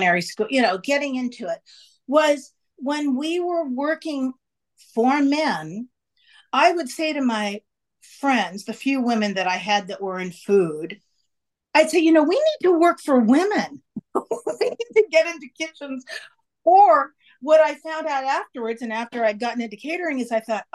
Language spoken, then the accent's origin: English; San Francisco, California, United States; My family's from San Francisco. I was born in San Francisco.